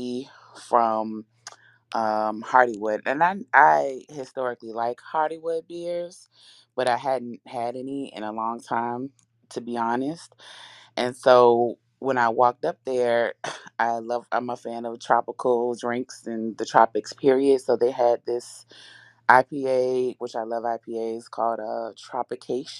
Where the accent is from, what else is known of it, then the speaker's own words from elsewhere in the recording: Richmond, Virginia, United States; now in Alexandria, United States; I live in Alexandria, but I'm from Richmond.